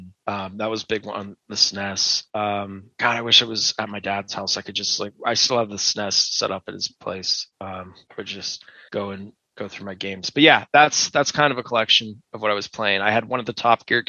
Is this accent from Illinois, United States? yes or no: no; Pittsburgh, Pennsylvania, United States; moved away as an adult; now in Utah, United States; So I grew up in Pittsburgh. I lived there pretty much my whole life.